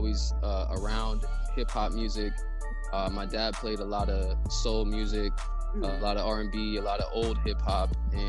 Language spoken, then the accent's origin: English; Erie, Pennsylvania, United States; I'm from Erie, PA, which is Erie, Pennsylvania.